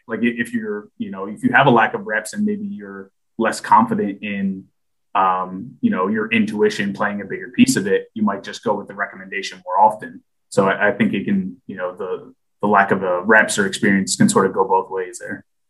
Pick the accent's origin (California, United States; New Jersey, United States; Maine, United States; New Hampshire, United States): New Jersey, United States; moved away as an adult; I grew up in New Jersey